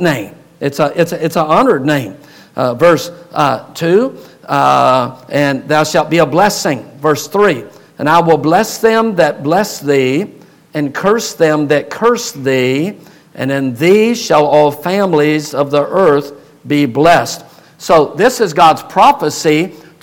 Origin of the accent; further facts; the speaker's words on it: United States; we as American people in America